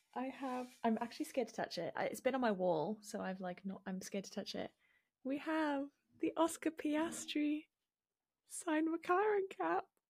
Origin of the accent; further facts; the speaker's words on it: Wales, United Kingdom; growing up in Wales